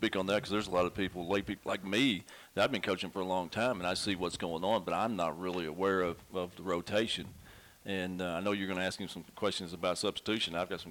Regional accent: Farmington, Arkansas, United States; we're from Farmington

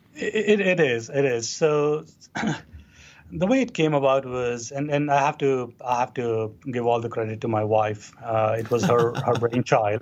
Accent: Hyderabad, Telangana, India; moved away as an adult; now in United States; we grew up in Hyderabad, in India. Uh, that's kind of on the southern uh, part of the country. Uh, that's where I went through my uh, growing up, pretty much in entirety

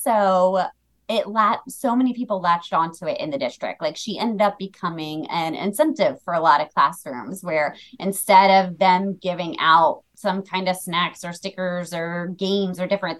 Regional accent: New Jersey, United States; moved away as an adult; also born or lived in Delaware; I'm originally from South Jersey

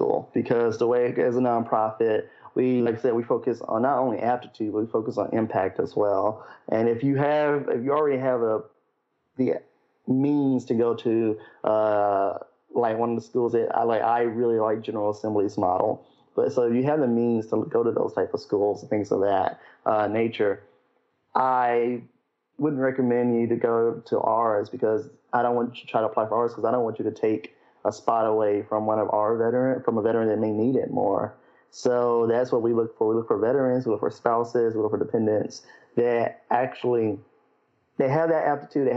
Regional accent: Memphis, Tennessee, United States; I'm originally from Memphis

